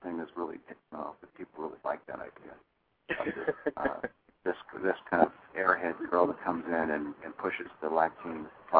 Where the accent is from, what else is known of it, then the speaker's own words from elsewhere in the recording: Ireland; being an Irish guy, people will tell you, is I take a story, I take a kernel of something and then exaggerate it 10 times.